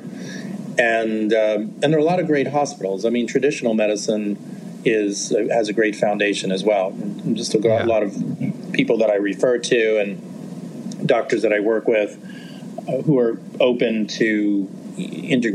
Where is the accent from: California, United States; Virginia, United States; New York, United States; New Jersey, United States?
New York, United States; New York City; moved away as an adult; also born or lived in Cleveland / Chicago / Los Angeles; I grew up in New York